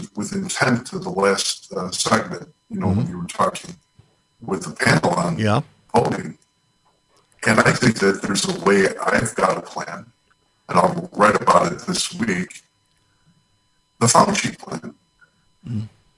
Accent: Chicago, Illinois, United States; I'm from Chicago

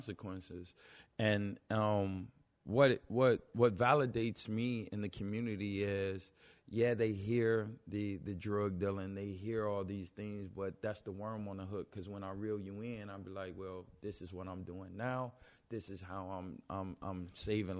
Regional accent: Chicago, Illinois, United States; we're from Chi-Rack

